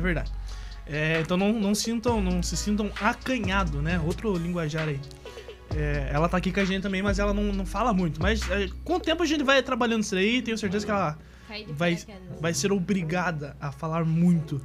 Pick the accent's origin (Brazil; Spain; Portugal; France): Brazil; Paranaguá, Paraná; Sou natural aqui de Paranaguá mesmo, litoral do Paraná